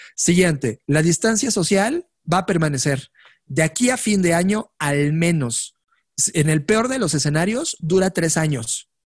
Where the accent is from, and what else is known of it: Mexico; also born or lived in Mexico City